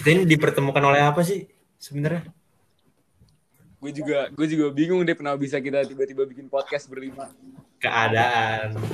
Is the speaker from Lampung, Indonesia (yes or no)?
yes; Lampung, Indonesia; gue lahir di Lampung, besar di Lampung. Uh, buat orang Lampung, gue usah kenalan ya.